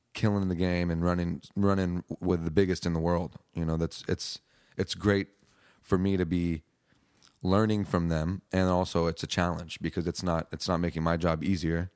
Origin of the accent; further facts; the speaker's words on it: Hawaii, United States; now in Austin, United States; growing up in Hawaii, you got a lot of reggae influence